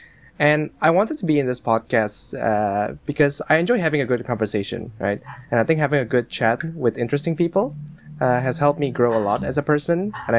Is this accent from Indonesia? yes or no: yes; Jakarta, Indonesia; moved away as an adult; now in Kyoto, Japan; I am from Jakarta, Indonesia, but I'm currently living in Kyoto, Japan, as a student.